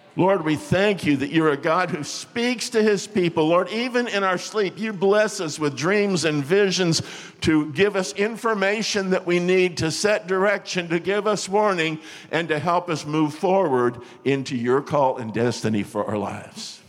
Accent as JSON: {"language": "English", "region": "Florida", "country": "United States", "moved": "yes", "said": "I was from Florida"}